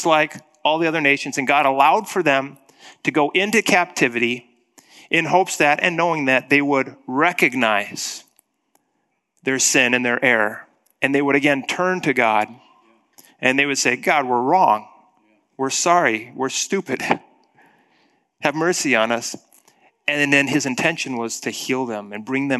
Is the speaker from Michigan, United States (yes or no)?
no; Black Hills of South Dakota, United States; growing up in the Black Hills of South Dakota